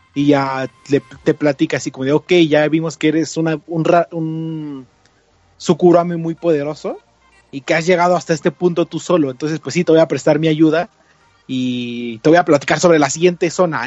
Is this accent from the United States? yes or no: no; Mexico; somos mexicanos